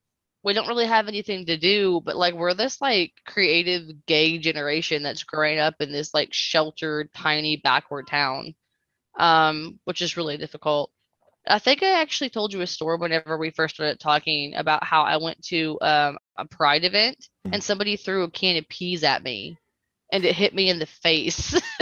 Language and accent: English; Ashland, Kentucky, United States; born or raised there; also born or lived in Morehead, Kentucky